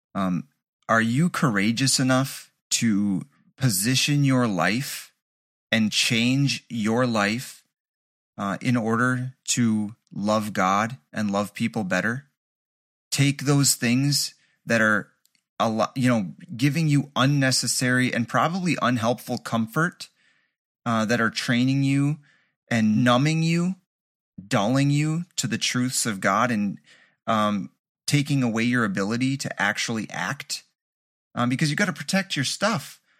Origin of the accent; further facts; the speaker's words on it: Kurdistan, Iran; now in Kurdistan Region, Iraq; I'm originally from Iran, from Kurdistan, Sana'a.